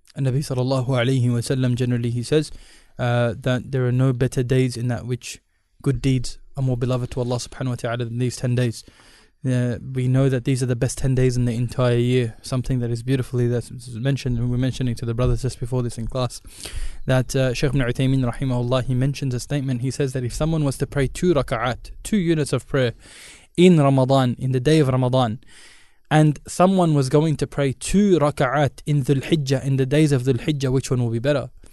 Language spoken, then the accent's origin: English; India; I'm Indian.